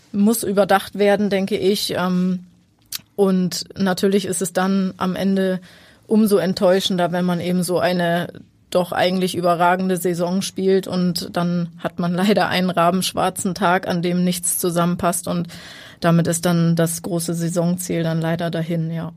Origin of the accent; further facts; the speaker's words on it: near Buxtehude, Lower Saxony, Germany; Ich komme aus der Nähe von Buxtehude, wohne